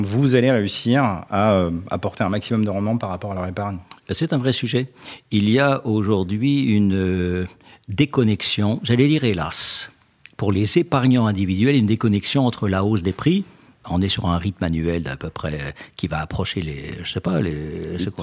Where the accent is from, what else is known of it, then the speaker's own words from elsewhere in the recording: Alsace, Grand Est, France; je suis alsacien